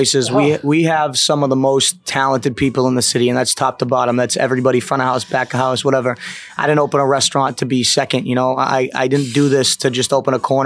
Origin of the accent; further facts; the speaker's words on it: south of Boston, Massachusetts, United States; I'm not from Boston, but I'm from Massachusetts, and I grew up south of the city